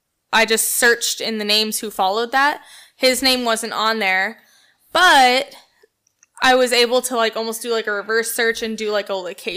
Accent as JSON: {"language": "English", "town": "Stafford", "region": "Virginia", "country": "United States", "tie": "born or raised there", "moved": "yes", "lives_now": "Illinois, United States", "said": "I grew up in Stafford, Virginia."}